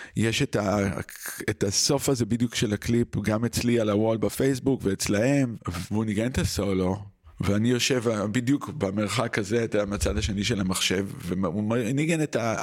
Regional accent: Israel; moved away; also born or lived in New York

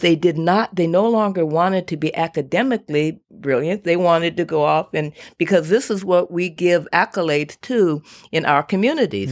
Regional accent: Woodland, California, United States; I'm from Woodland

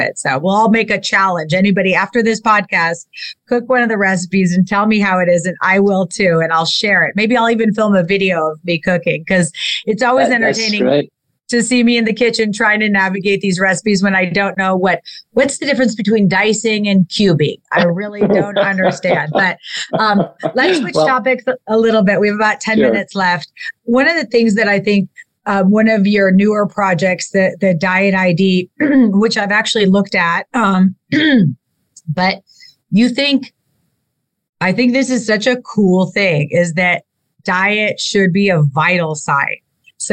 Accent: Dijon, Bourgogne-Franche-Comté, France; moved away; But I actually grew up in France. I grew up in Dijon for my childhood

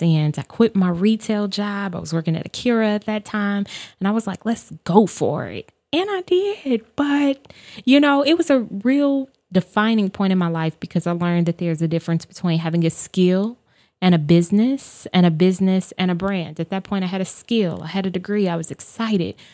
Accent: Chicago, Illinois, United States; I am born and raised on the South Side of Chicago

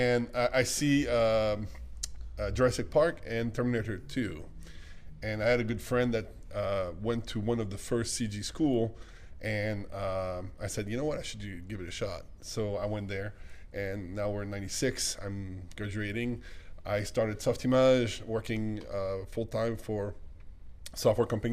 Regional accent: France; accent: French; English is a second language; moved away as an adult; now in Texas, United States

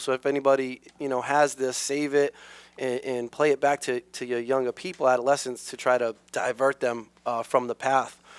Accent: New Bedford, Massachusetts, United States; Um, I grew up in New Bedford

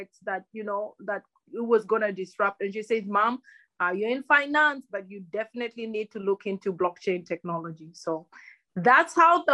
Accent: Kenya; first language Luhya; English is a second language; moved away as an adult; also born or lived in Germany; So I grew up in Kenya. I spent 18 years of my life in Kenya, and at 18, I went to an exchange program to Germany.

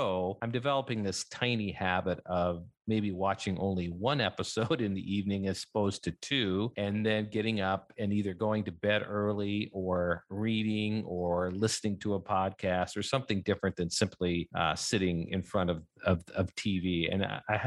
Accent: United States; So there are five kids growing up in our family. We grew up in North and South Dakota.

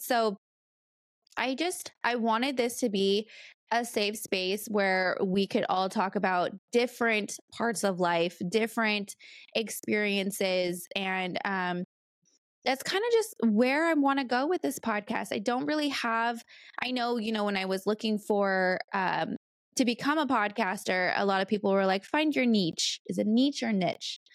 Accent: California, United States; moved away as an adult; also born or lived in Bay Area, California / Arizona; now in North Carolina, United States; I'm been born and raised in California

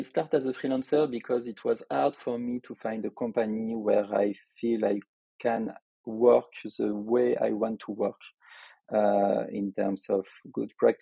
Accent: Lyon, Auvergne-Rhône-Alpes, France; accent: French; English is a second language; In our city of Lyon, because I am from Lyon in France, as you could expect from my accent

